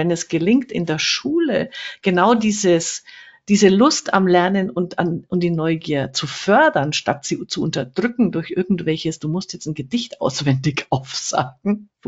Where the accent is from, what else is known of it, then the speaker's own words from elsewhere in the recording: Fürth, Bavaria, Germany; Ich komme ja auch aus Fürth, also fränkisch